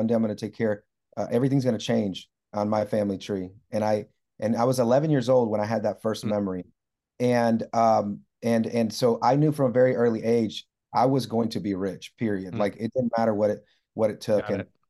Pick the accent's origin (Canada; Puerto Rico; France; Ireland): Puerto Rico; I grew up in a very modest, maybe lower income home. I grew up in Puerto Rico. We didn't have a lot.